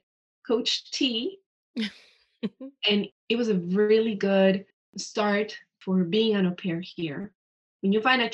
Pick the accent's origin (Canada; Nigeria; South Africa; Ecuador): Ecuador; moved away; I'm from Ecuador, so I speak Spanish.